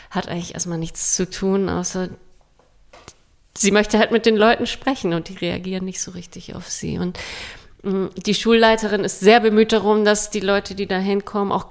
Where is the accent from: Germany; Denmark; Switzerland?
Denmark; Ich bin ja selbst in Dänemark aufgewachsen und wir hatten dieses Liederbuch auch